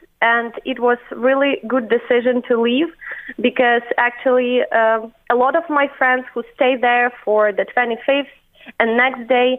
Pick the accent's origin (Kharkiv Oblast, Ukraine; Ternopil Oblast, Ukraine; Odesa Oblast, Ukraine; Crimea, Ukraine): Ternopil Oblast, Ukraine; Ternopil; English is a second language; moved away as an adult; also born or lived in Kyiv, Ukraine; now in Ireland; I live with my husband in Kyiv, the capital of Ukraine. My hometown is Ternopil. It's a small town in the western part of Ukraine near Lviv, one of the bigger cities.